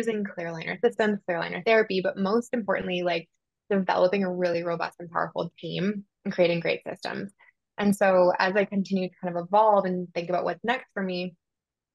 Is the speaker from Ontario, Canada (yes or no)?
no; Southern Alberta, Canada; moved away as an adult; also born or lived in Bermuda; I grew up in Canada, Southern Alberta